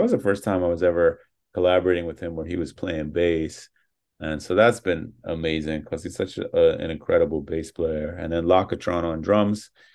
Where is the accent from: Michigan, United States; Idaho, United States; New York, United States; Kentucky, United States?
New York, United States; Born and raised in New York. Yeah. My whole childhood